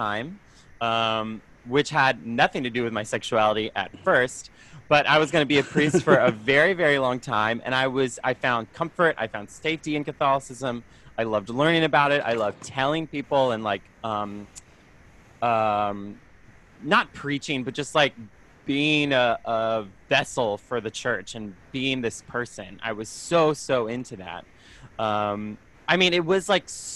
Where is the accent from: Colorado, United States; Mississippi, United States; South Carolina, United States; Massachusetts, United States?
South Carolina, United States; Greenville; also born or lived in Brooklyn; now in New York, United States; I'm from Greenville, South Carolina. So like the upstate area, Appalachian area.